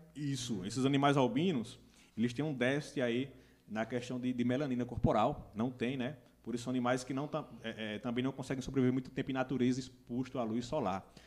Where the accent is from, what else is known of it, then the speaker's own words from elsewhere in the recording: Pão de Açúcar, Brazil; also born or lived in Santa Cruz; sou nascido em Santa Cruz, fui criado em Pão de Açúcar